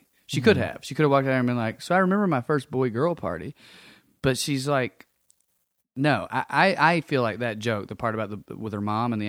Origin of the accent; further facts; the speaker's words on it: Midwest, United States; I'm from the Midwest. My mom is very polite, but she's also super weird.